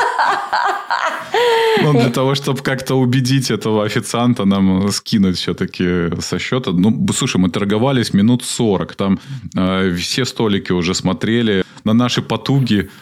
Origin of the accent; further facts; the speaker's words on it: Minsk, Belarus; Из Минска.